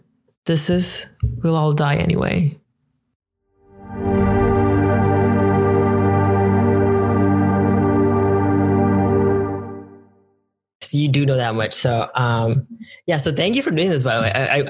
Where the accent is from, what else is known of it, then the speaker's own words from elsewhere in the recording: Kochi, Kerala, India; now in Canada; I'm from Kerala originally